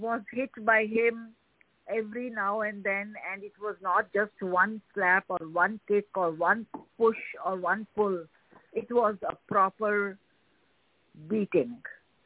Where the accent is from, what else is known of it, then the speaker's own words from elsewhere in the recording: New Delhi, Delhi, India; moved away as an adult; now in Chicago, United States; So I was born in New Delhi, and I grew up in a enlightened family